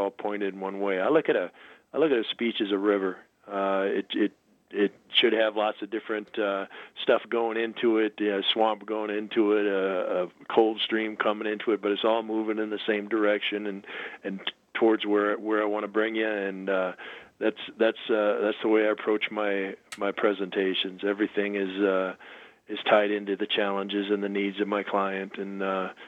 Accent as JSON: {"language": "English", "region": "Minnesota", "country": "United States", "tie": "born or raised there", "moved": "as an adult", "said": "I grew up in Minnesota."}